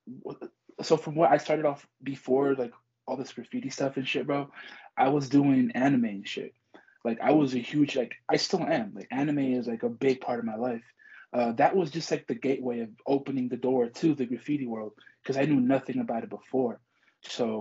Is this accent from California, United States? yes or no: yes; Compton, California, United States; I was born and raised in Los Angeles. Like, that's where I was from. I'm born and raised there. Compton specifically